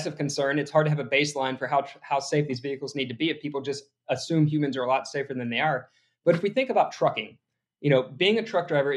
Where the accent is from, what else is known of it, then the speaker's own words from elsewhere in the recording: Alabama, United States; I'm from Alabama